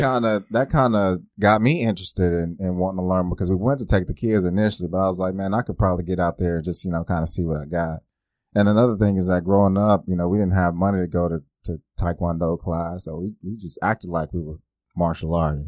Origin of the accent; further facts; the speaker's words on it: Oklahoma City, Oklahoma, United States; I grew up right here in Oklahoma City